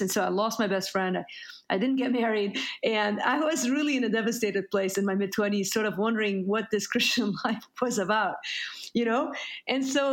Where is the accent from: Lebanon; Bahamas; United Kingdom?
Lebanon; Beirut, Beirut Governorate; moved away; I'm Lebanese. I grew up in Beirut, Lebanon.